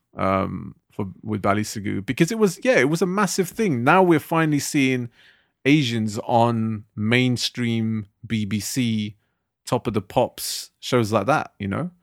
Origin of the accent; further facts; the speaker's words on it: Southall, London, United Kingdom; growing up in Southall